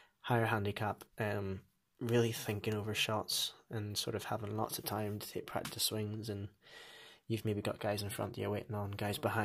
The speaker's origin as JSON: {"language": "English", "region": "Northern Ireland", "country": "United Kingdom", "moved": "as an adult", "lives_now": "Dunfermline, United Kingdom", "said": "I am originally from Northern Ireland"}